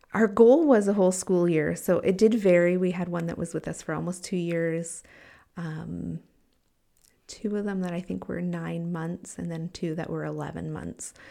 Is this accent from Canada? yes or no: yes; Canada; moved away as an adult; I was white and from Canada